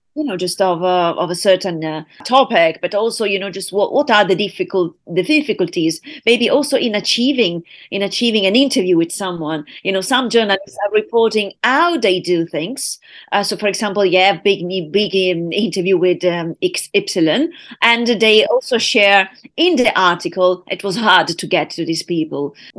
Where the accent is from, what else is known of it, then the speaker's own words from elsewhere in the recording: United Kingdom; now in Italy; my hometown, U K